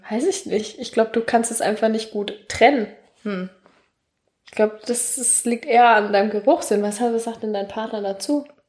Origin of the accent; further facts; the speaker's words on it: Nuremberg, Bavaria, Germany; also born or lived in Tübingen; ich komme tatsächlich aus Franken, aus Nürnberg